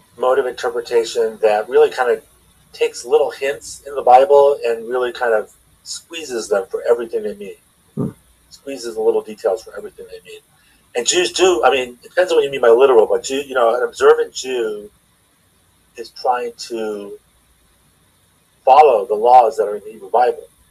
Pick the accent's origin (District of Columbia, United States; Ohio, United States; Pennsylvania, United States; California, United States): California, United States; Los Angeles; moved away as an adult; now in Philadelphia, United States; I'm from Los Angeles, from the San Fernando Valley